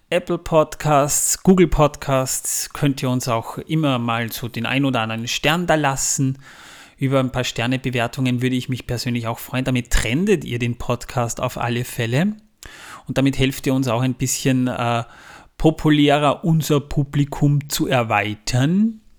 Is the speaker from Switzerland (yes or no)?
no; Austria; Gerade mal 6 Prozent aus Österreich, das ist meine Heimat, das ist eigentlich schon fast schmerzhaft